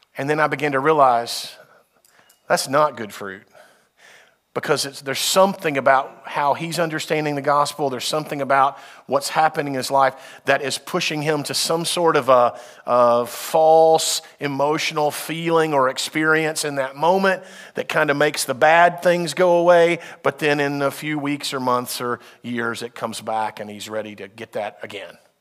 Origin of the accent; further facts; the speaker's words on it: United States; as a Westerner, as an American